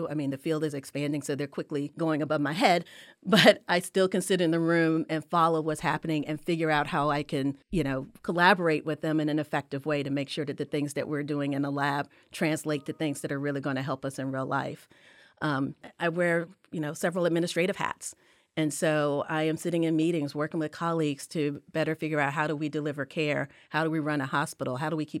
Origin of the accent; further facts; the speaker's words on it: Durham, North Carolina, United States; born there; All of my blood is from South Carolina, even though I was born in Durham.